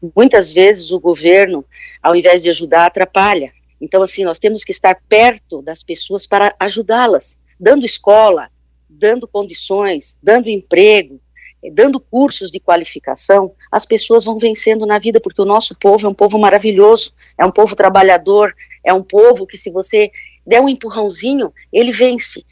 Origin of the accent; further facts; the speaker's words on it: Joinville, Santa Catarina, Brazil; now in Florianópolis, Brazil; eu sou de Joinville, aqui da região norte